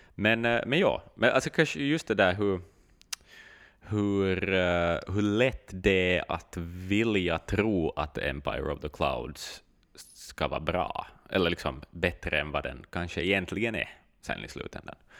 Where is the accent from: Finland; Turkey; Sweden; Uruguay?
Finland